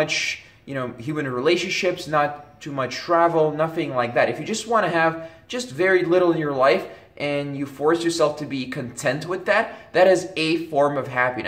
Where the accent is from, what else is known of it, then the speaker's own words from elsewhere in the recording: Belgium; when I was growing up in Belgium